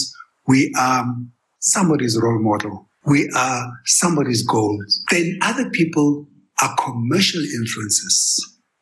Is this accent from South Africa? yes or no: yes; Kimberley, Northern Cape, South Africa; moved away as an adult; also born or lived in Johannesburg, South Africa / United States; I came from Kimberley. I was born and raised in Kimberley. I came to Joburg to study accounting, dropped out and moved to the US